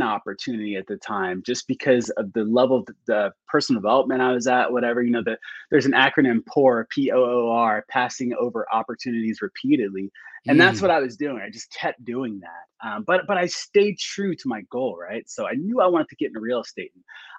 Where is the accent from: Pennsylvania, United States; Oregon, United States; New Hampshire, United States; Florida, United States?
Florida, United States; So at the time, so I'm from Florida. I'm a Florida boy, a military brat.